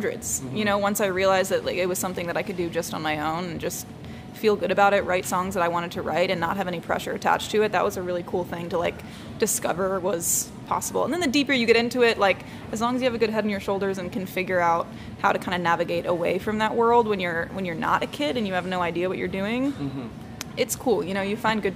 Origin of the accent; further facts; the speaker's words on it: Baltimore, Maryland, United States; moved away; I was born and raised in Baltimore